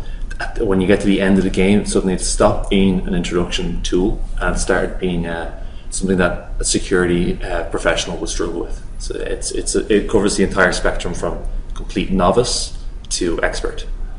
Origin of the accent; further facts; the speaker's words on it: Dublin, Leinster, Ireland; We're both from Dublin, back in Ireland.